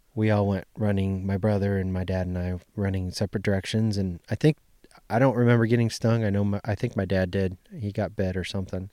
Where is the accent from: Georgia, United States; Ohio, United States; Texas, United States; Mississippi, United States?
Ohio, United States; when I was a kid, growing up in Ohio